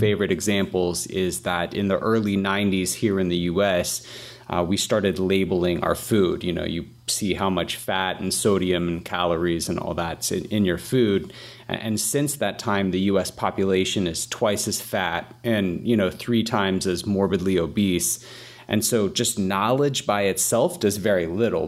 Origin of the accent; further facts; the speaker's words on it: Atlanta, Georgia, United States; I'm from Atlanta, Atlanta, Georgia